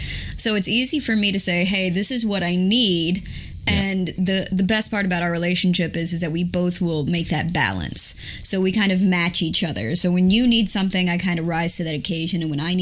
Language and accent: English; the South, United States; You know, I'm from the South, and there's a lot of outdoors activities.